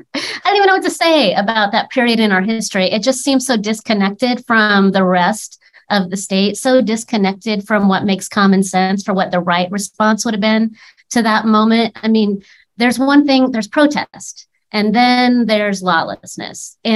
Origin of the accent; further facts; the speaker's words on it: Oregon, United States; my home state of Oregon.